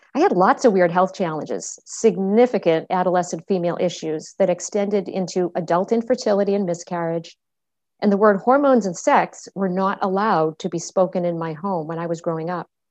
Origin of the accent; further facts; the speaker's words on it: Medford, Massachusetts, United States; I was born in Medford, Massachusetts